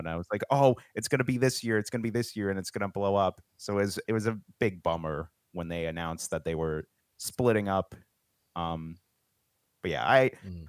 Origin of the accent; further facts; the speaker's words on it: Pennsylvania, United States; I'm from Pennsylvania there's a lot of farms around here